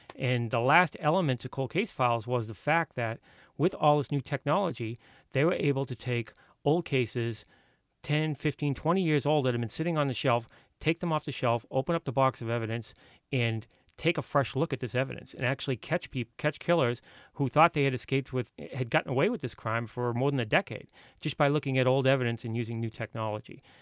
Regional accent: Boston, Massachusetts, United States; I grew up in Boston.

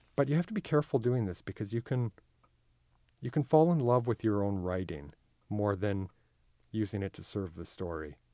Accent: Manitoba, Canada; I come from Manitoba, which has a huge Icelandic, uh, community

